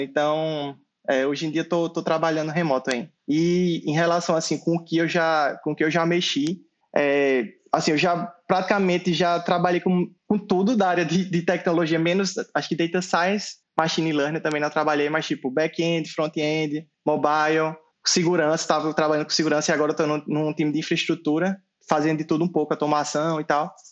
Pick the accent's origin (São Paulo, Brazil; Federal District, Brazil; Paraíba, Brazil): Paraíba, Brazil; João Pessoa; eu sou nascido e criado em Jaguaribe, João Pessoa